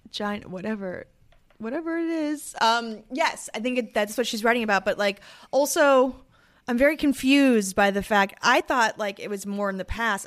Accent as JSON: {"language": "English", "town": "Boston", "region": "Massachusetts", "country": "United States", "said": "I am from Boston"}